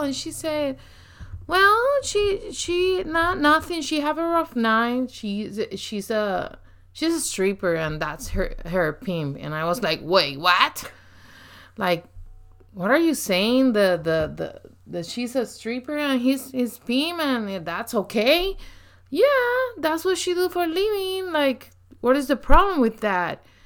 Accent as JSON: {"language": "English", "country": "Puerto Rico", "tie": "born or raised there", "accent": "very strong accent", "second_language": "English", "said": "I grew up in Puerto Rico"}